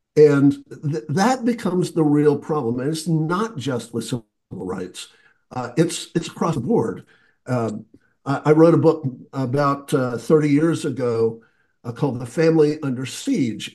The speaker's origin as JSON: {"language": "English", "region": "the South", "country": "United States", "tie": "born or raised there", "said": "I grew up in the South"}